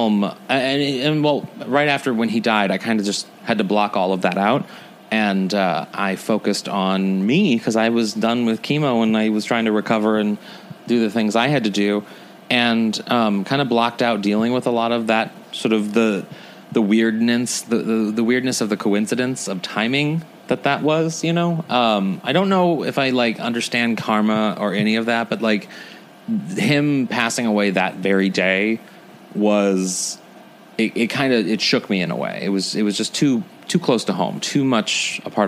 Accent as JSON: {"language": "English", "town": "St. Louis", "region": "Missouri", "country": "United States", "also_born_or_lived": "New York", "moved": "yes", "said": "I come from St. Louis, and it wasn't the most welcoming or comfortable community to be"}